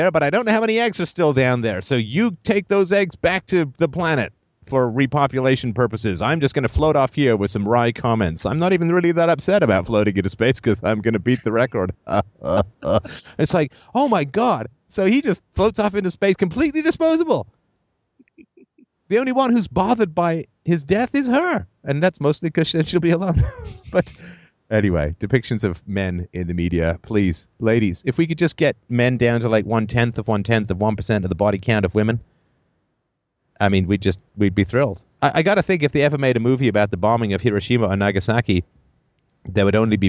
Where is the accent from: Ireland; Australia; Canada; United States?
Ireland; moved away; I was born in Ireland